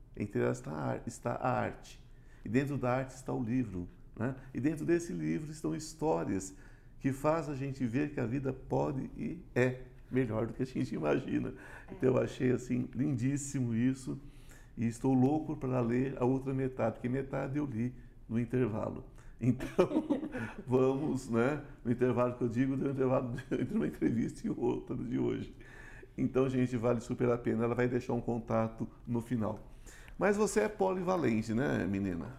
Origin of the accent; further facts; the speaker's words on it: São Paulo, Brazil; now in Goiás, Brazil; eu sou paulista, amo São Paulo, mas meu coração agora já é goiano